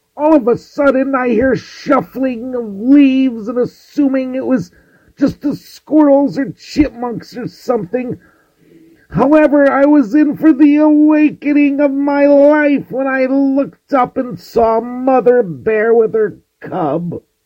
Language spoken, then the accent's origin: English; Connecticut, United States; my home state